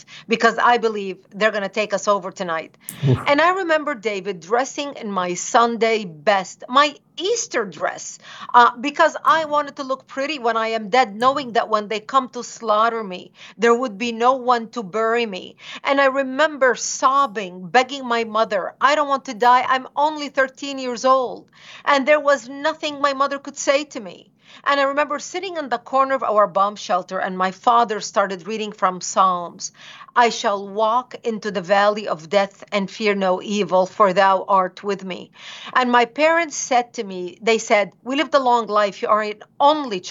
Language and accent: English; Lebanon; I was born and raised in Lebanon